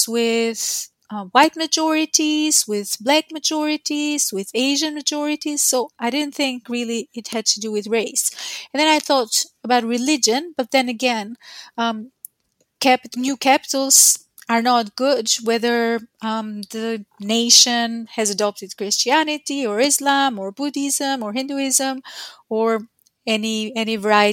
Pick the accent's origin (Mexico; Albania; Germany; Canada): Albania; now in Queensland, Australia; I work at the University of Queensland in Australia, but that's not where I'm originally from. I come from Albania